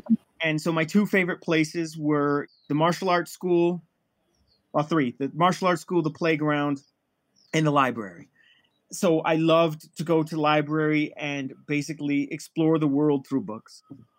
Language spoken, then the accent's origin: English; Midwest, United States; also born or lived in Nigeria / Liberia; now in Quindío, Colombia; I'm originally from West Africa, Nigeria, Liberia, but I grew up in the Midwest in the United States, but I've moved around so much. So right now, my local is in Quindío, Colombia.